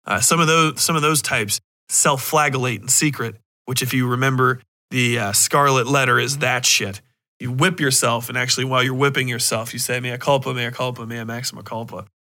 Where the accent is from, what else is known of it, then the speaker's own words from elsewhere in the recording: Cincinnati, Ohio, United States; But I grew up in Cincinnati, which is really, really fucking Catholic, dude. We got the big churches.